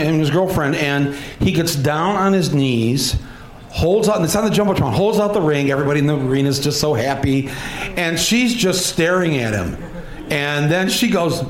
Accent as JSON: {"language": "English", "region": "Midwest", "country": "United States", "accent": "Midwestern", "said": "In my best Midwestern accent"}